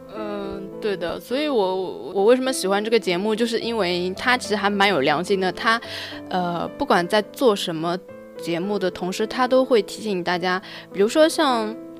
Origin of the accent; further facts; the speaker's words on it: Shanghai, China; 我是上海的